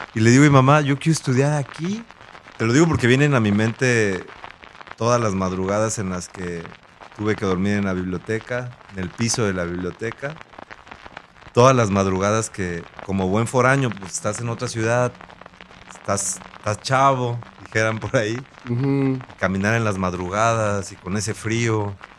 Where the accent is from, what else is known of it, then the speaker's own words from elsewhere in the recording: Acapulco, Guerrero, Mexico; Yo nací en Acapulco, en un barrio histórico. Crecí en el barrio de Las Crucitas.